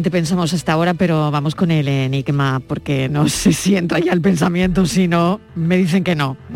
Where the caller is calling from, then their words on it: Seville, Andalusia, Spain; Soy … de Sevilla.